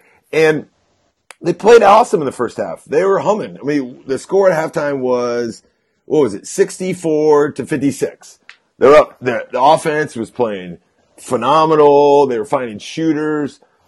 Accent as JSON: {"language": "English", "region": "Nebraska", "country": "United States", "said": "I'm from Nebraska, which is nearby. I spent a lot of time in Colorado."}